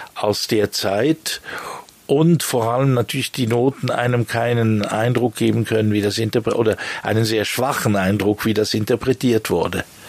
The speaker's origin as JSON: {"language": "German", "region": "Bern", "country": "Switzerland", "tie": "born or raised there", "also_born_or_lived": "Lausanne / London / Germany / France", "moved": "as an adult", "lives_now": "La Chaux-de-Fonds, Switzerland", "said": "Also ich bin in Lausanne geboren, in Bern aufgewachsen"}